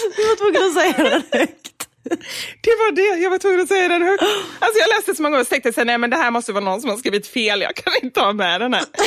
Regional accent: Gothenburg, Västra Götaland, Sweden; jag som är göteborgare

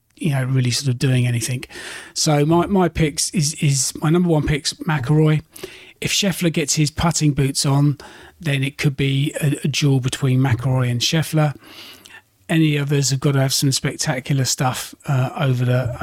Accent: United Kingdom; being a Brit

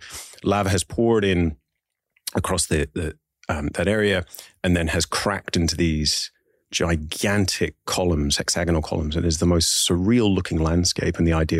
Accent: Ballyclare, Northern Ireland, United Kingdom; also born or lived in England / Belfast; we were raised in Northern Ireland, Belfast for a little time, and then little regional country town called Ballyclare, and just grew up in one of the most extraordinarily beautiful countries

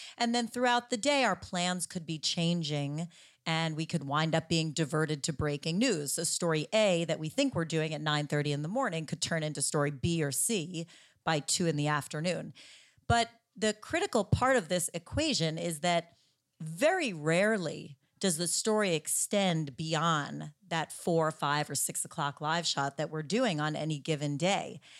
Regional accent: New Jersey, United States; my home state of New Jersey

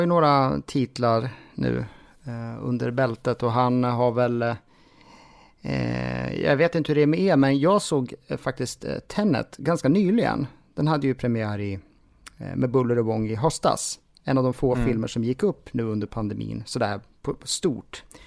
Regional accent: Jämtland, Sweden; moved away; jag kommer från Jämtland ursprungligen och jag har faktiskt flyttat tillbaka dit nu

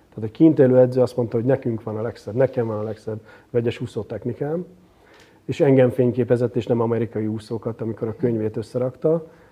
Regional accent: Szeged, Csongrád-Csanád, Hungary; én is pont Szegeden voltam szülővárosomban

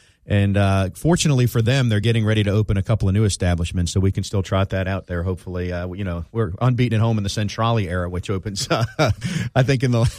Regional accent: South Florida, United States; moved away; I grew up in South Florida.

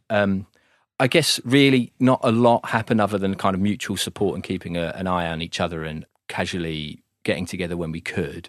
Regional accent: Gravesend, South East England, United Kingdom; moved away as an adult; also born or lived in Manchester / Yarnfield; now in Stone, United Kingdom; born and raised in Gravesend.

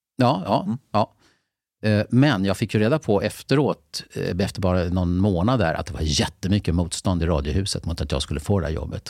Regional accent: Lidingö, Stockholm County, Sweden; jag är från Lidingö

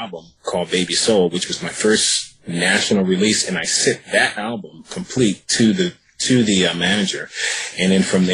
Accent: Virginia, United States; also born or lived in New York City; now in Los Angeles, United States; I'm from Virginia, and I moved to Los Angeles

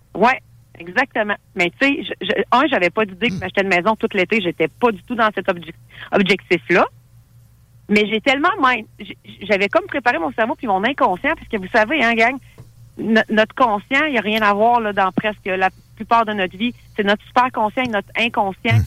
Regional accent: Thetford Mines, Quebec, Canada; je suis originaire de Thetford Mines

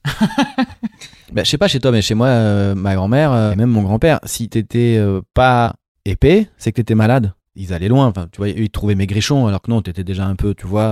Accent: Marseille, Provence-Alpes-Côte d'Azur, France; je viens de Marseille, mon père est juif berbère d'Algérie, et ma mère marseillaise

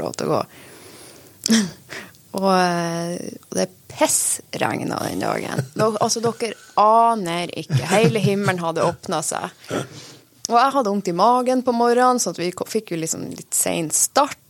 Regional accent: Saltdalen, Nordland, Norway; det er jo der jeg vokste opp

